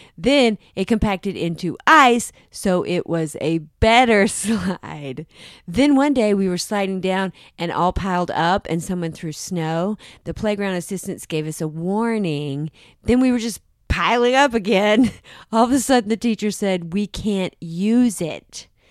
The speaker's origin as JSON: {"language": "English", "region": "South Carolina", "country": "United States", "tie": "born or raised there", "said": "I grew up in South Carolina"}